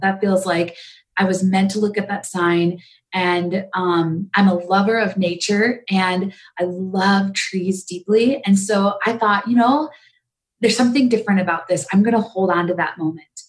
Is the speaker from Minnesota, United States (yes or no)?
no; a small town in Wisconsin, United States; also born or lived in India; I actually was born in India and um, just a small village north of Delhi. Um, and I lived in an orphanage my first year of my life and then was adopted into the United States. And I grew up in the Midwest, um, a small town in Wisconsin.